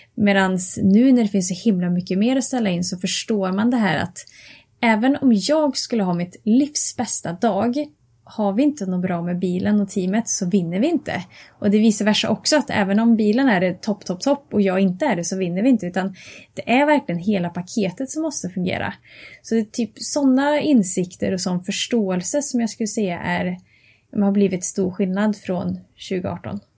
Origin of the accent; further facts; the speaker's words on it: Karlstad, Värmland, Sweden; jag kommer ifrån eh, Värmland och Karlstad